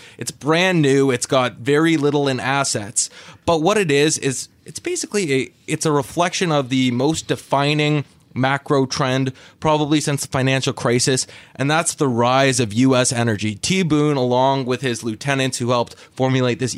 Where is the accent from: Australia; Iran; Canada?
Canada; moved away; as you will be able to tell at some point from my accent, originally from Canada